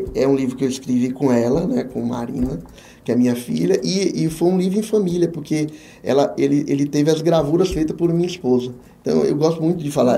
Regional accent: Jequié, Bahia, Brazil; moved away as an adult; also born or lived in Ilhéus / Santo Antônio de Jesus; now in Feira de Santana, Brazil; apareceu uma vaga pra, na minha terra natal como consultor. Vim para Jequié

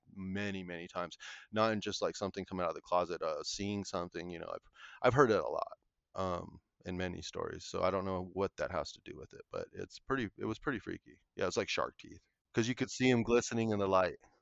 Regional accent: Colorado, United States; I'm from Colorado, um, my family is originally all from, like, the San Luis Valley

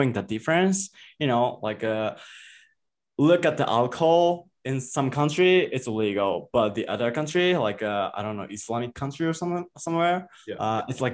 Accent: Japan; English is a second language; moved away as an adult; now in Mexico; I was just born and raised in Japan.

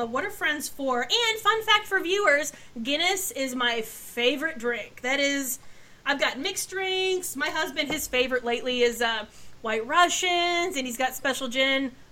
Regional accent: Scotland, United Kingdom; but I'm Scottish, so the wee folk are the little green folk that frolic around the Shire

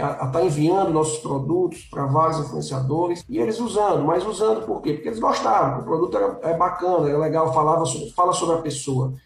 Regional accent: Fortaleza, Ceará, Brazil; Eu sou aqui de Fortaleza, no Ceará

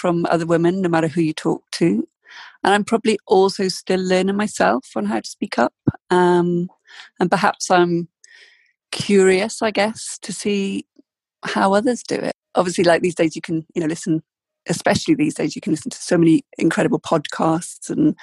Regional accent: South Wales, United Kingdom; moved away as an adult; also born or lived in London; now in Oxford, United Kingdom; I was brought up in South Wales

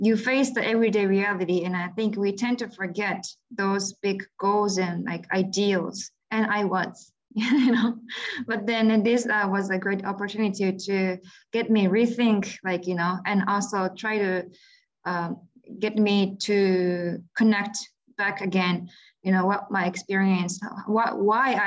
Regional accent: Japan; moved away as an adult; also born or lived in Myanmar / United States; I was born and raised in Japan, which is pretty much peaceful

